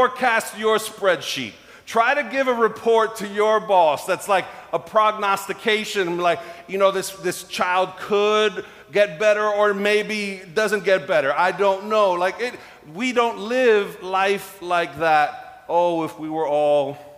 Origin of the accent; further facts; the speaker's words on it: New York, United States; as a New Yorker